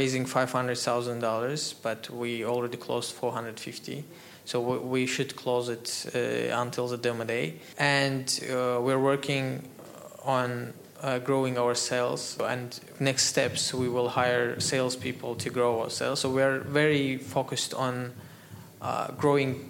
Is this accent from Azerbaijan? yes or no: yes; Azerbaijan; moved away as an adult; now in Dubai, United Arab Emirates; exporting some hardware from here to my home country